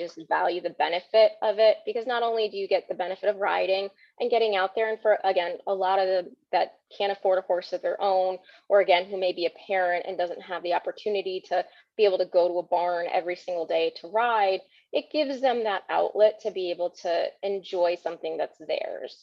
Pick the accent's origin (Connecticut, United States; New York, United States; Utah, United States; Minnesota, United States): Connecticut, United States; I am born and raised in Connecticut, so I've been here my entire life.